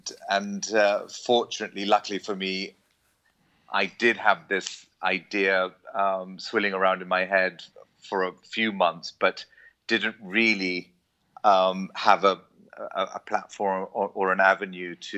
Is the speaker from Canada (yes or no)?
no; England, United Kingdom; moved away as an adult; also born or lived in Jaffna, Sri Lanka; now in Colombo, Sri Lanka; I grew up in England as part, I guess, of the large Tamil diaspora that lives there, but moved back to Sri Lanka, having been born in Jaffna